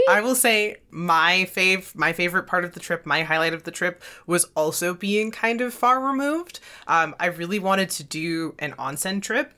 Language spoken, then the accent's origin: English; Alberta, Canada; we're from Alberta